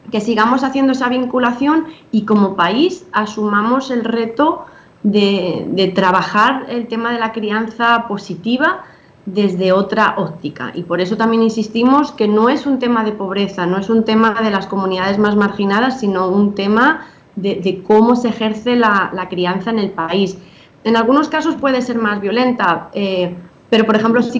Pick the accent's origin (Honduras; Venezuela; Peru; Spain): Spain; now in Dominican Republic; obviamente ahora estoy en Dominicana, estoy casada con un dominicano, tengo hijos dominicanos, pero me crié en España